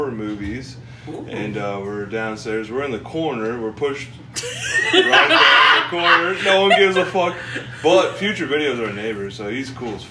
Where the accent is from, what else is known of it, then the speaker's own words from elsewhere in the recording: Missouri, United States; I'm from like a country town in Missouri